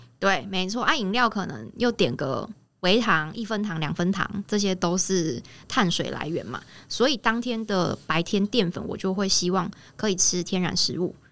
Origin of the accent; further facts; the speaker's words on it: Taichung, Taiwan; 我是台中人